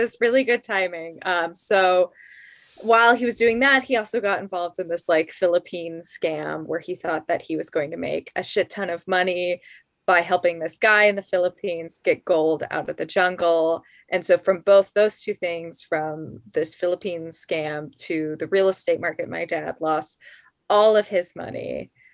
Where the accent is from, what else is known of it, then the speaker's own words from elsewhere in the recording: Colorado Springs, Colorado, United States; I'm from Colorado Springs, which is like the evangelical